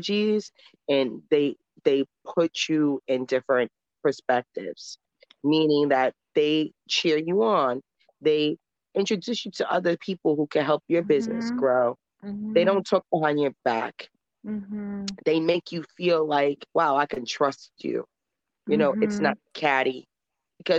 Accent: New York City, New York, United States; also born or lived in Harlem, New York City / the Bronx, New York City; I come from St. Nicholas Projects and in Harlem, New York. And I moved to the Bronx when I was 10 years old to a gated community

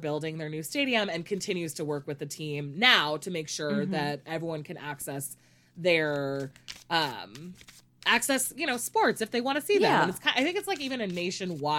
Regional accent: United States; I'm obviously American

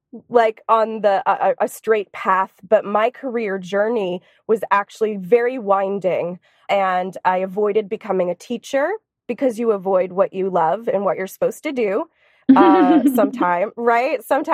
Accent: Boston, Massachusetts, United States; moved away as an adult; now in Los Angeles, United States; But I moved here to Los Angeles from Boston, Massachusetts, where I was born and raised.

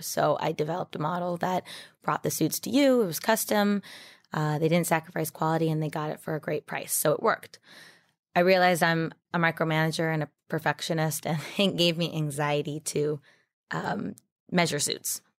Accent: Oregon, United States; moved away as an adult; also born or lived in Las Vegas; I'm from Oregon, but I went to U N L V for my event planning and hospitality

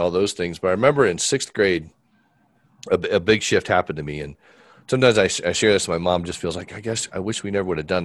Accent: Fort Wayne, Indiana, United States; I was born in Fort Wayne, Indiana

